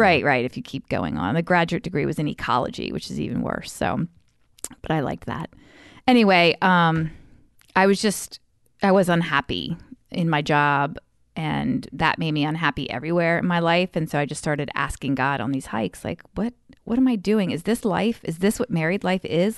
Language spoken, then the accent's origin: English; Frostburg, Maryland, United States; I grew up out in Western Maryland, Frostburg